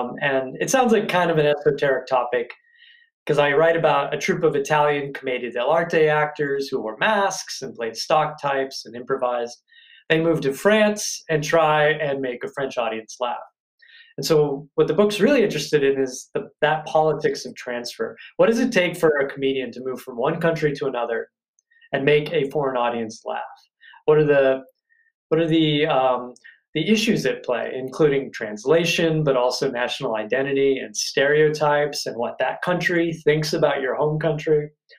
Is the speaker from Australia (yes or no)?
no; Ireland; I'm Irish, for example. You'd think I was going to make a lot of jokes about any sort of stereotype attached to the Irish